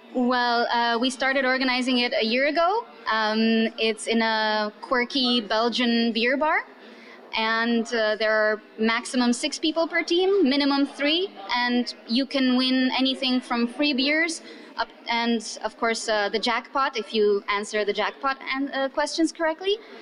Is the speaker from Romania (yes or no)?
yes; Romania; now in Barcelona, Spain; I'm from Romania originally